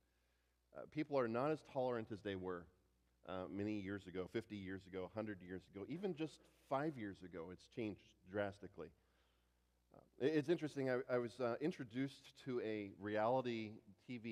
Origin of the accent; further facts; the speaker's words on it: United States; an American pastor